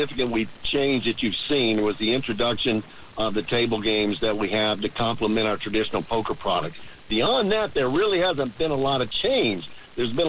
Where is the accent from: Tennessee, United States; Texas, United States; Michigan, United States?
Tennessee, United States; now in Jacksonville, United States; I was born and raised in Tennessee